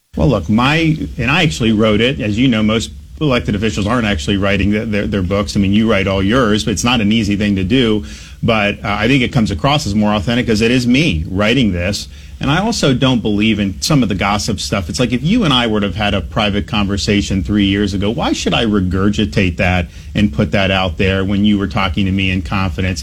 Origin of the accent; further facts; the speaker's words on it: Dunedin, Florida, United States; moved away as an adult; also born or lived in New Haven, Connecticut; growing up in Dunedin